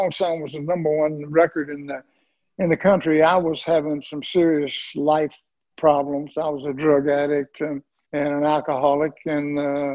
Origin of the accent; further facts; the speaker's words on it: the South, United States; growing up in the South